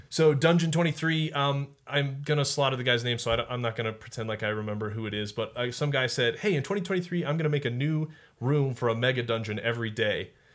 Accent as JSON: {"language": "English", "region": "Colorado", "country": "United States", "tie": "born or raised there", "said": "I grew up in Colorado, so it's the Rockies"}